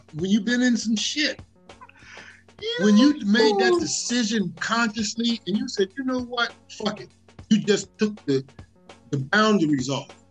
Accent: New York City, New York, United States; now in Los Angeles, United States; I'm from the Bronx. I, I I'm I'm a project kid, but our family put a premium on education

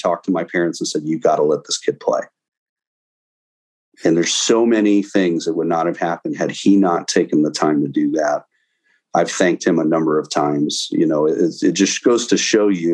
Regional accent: Jefferson City, Missouri, United States; moved away as an adult; also born or lived in St. Louis area / Blue Springs, Missouri; Grew up in Jefferson City, Missouri.

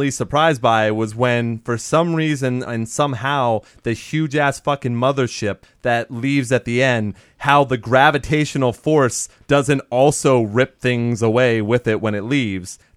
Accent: Germany; I grew up in Germany, that's probably why.

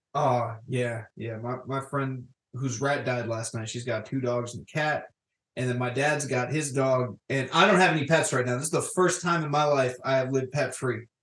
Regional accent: Florida, United States; I grew up in Florida, and uh, despite growing up in a certain town in Florida

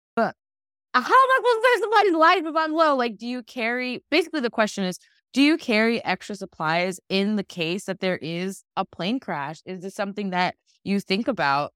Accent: Dallas, Texas, United States; I was born in Parkland. My dad always says fifth floor of the baby factory

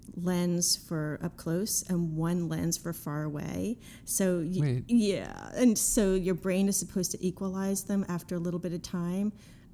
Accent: Amityville, New York, United States; born there; Well, I was born in Long Island. I was born in Amityville.

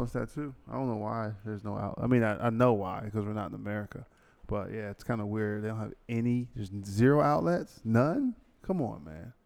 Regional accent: United States; Me being American

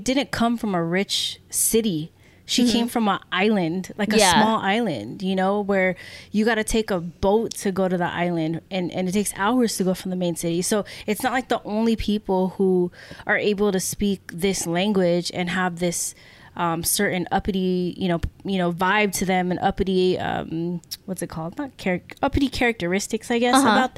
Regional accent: United States; even as Filipino Americans

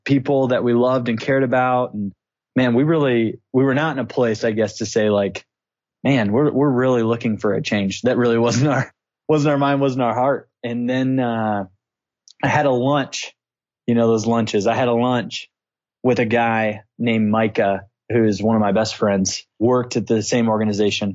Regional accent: Clarksville, Tennessee, United States; moved away as an adult; also born or lived in Indianapolis, Indiana; now in Bulgaria; So I'm originally from Clarksville, Tennessee. Met my wife. We're high school sweethearts

